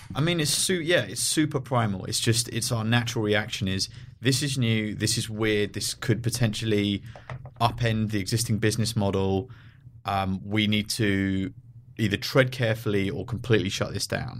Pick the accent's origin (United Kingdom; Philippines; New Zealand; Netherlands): United Kingdom; London; moved away as an adult; also born or lived in San Francisco; now in Los Angeles, United States; I grew up in London